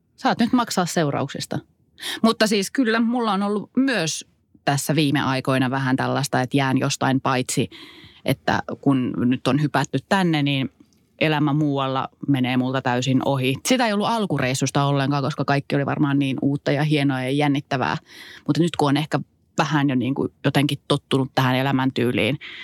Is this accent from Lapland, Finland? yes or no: yes; Kittilä, Lapland, Finland